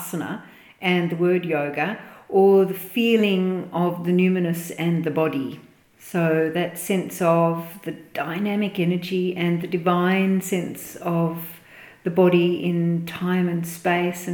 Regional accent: Melbourne, Victoria, Australia; I am from Melbourne

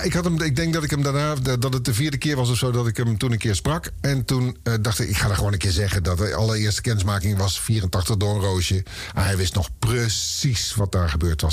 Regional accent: Oosterbeek, Gelderland, Netherlands; ik kwam uit Oosterbeek bij Arnhem in de buurt

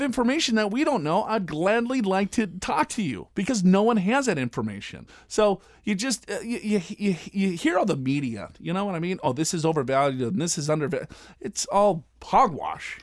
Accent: Minnesota, United States; now in Southern California, United States; I live in Southern California. I am from Minnesota.

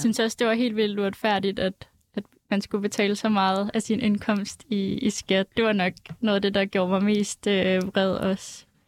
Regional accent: Aalborg, North Denmark Region, Denmark; now in Copenhagen, Denmark; jeg er opvokset i Aalborg

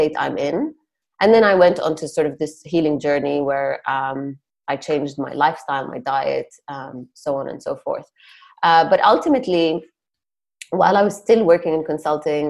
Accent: Jordan; moved away as an adult; also born or lived in Palestine / Nottingham, United Kingdom / Cambridge, United Kingdom / New York, United States; originally I'm Palestinian. I grew up in Jordan and left when I was 18

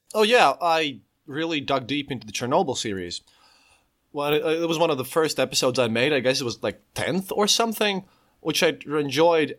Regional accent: Latvia; I'm a podcaster from Latvia. I live literally on the Eastern Border, normally, literally twenty kilometers from the Russian border

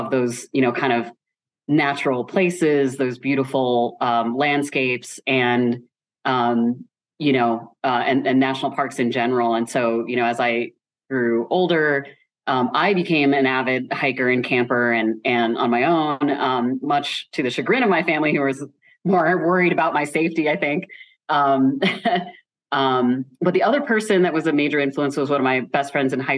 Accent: Midwest, United States; I grew up in just suburbia in the Midwest

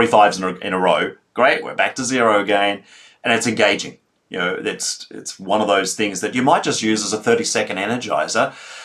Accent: Melbourne, Victoria, Australia; I come from Melbourne, Australia

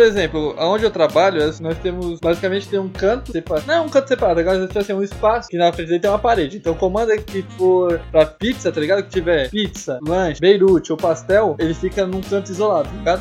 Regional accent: Brazil; nunca saí do Brasil

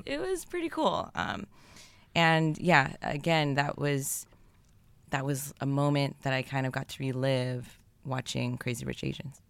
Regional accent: Bay Area, California, United States; we were both born in the Bay Area

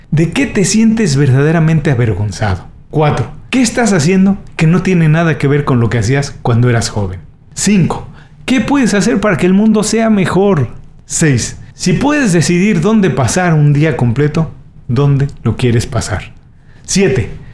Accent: Mexico; soy mexicano Viví los años 80 en México

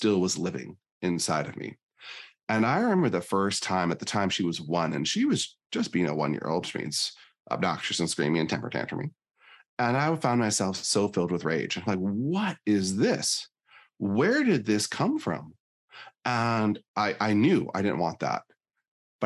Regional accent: Northern Michigan, United States; now in Northern Idaho, United States; I was born in Northern Michigan

